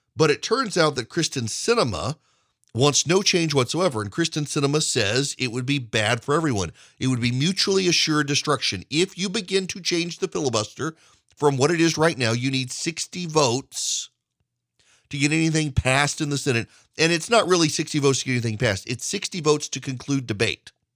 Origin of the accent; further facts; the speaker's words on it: Georgia, United States; Georgia, my home state